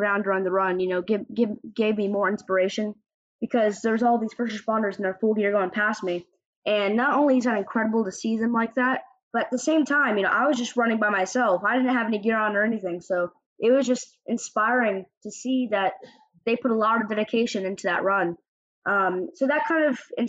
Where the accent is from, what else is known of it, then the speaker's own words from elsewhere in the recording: Altamonte Springs, Florida, United States; my hometown of Orlando, or Altamont Springs to be exact